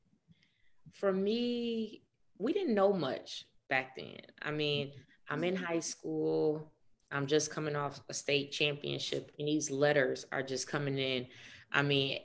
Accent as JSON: {"language": "English", "town": "Chicago", "region": "Illinois", "country": "United States", "said": "I'm from Chicago"}